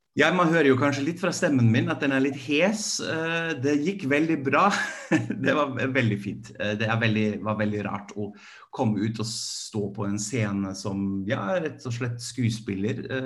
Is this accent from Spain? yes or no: no; Germany; now in Norway; jeg er fra Tyskland